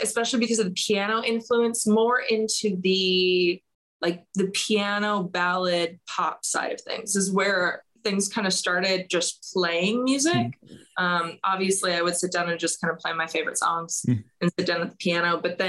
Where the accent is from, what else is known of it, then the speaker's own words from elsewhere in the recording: Alberta, Canada; I like to say Alberta especially at least has a home for country music, because where I'm from, you've got the Canadian Finals R